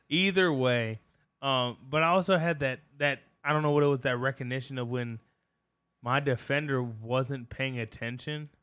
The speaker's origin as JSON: {"language": "English", "area": "Culpeper County", "region": "Virginia", "country": "United States", "tie": "born or raised there", "said": "we grew up in Culpepper County"}